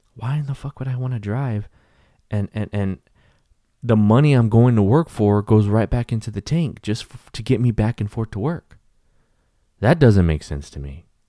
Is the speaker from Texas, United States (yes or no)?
yes; Texas, United States; they were Texas cops from my home state